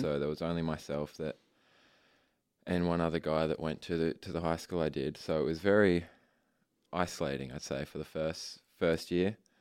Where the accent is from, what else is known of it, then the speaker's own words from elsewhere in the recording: Ipswich, Queensland, Australia; I was born in Ipswich Hospital and I have grown up around Ipswich.